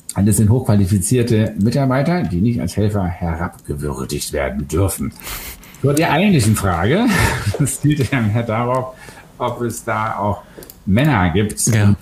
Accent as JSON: {"language": "German", "region": "Berlin", "country": "Germany", "said": "ich komme aus Westberlin"}